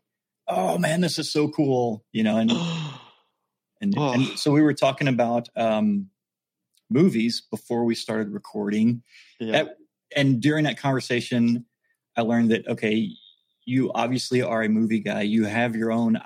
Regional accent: Texas, United States; moved away; I grew up in Texas and then I went to the Navy

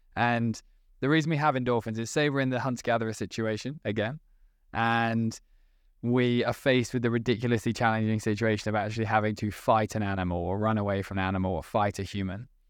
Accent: United Kingdom; as British people

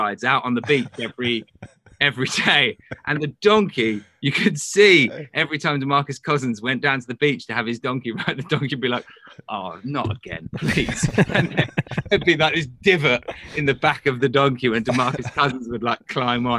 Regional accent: lived in England my whole life, United Kingdom; moved away as an adult; now in Los Angeles, United States; I'm British

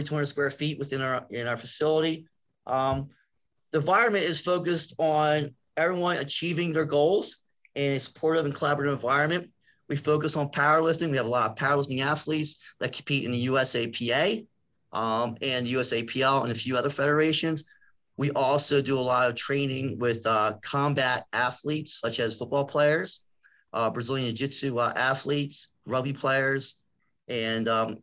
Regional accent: Philadelphia, Pennsylvania, United States; accent: Philadelphia; I'm from Philadelphia, so I say shore and I say water a lot. So I have an accent.

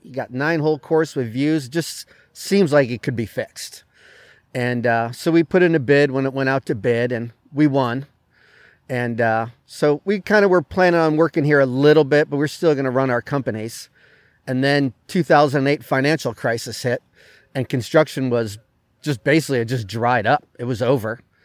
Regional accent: New England, United States; moved away; I grew up in New England

